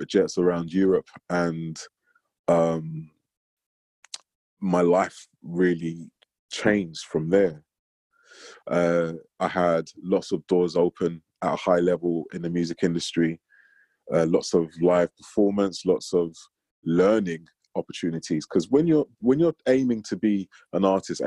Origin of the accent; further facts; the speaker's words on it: London, United Kingdom; I grew up in North London in the 80s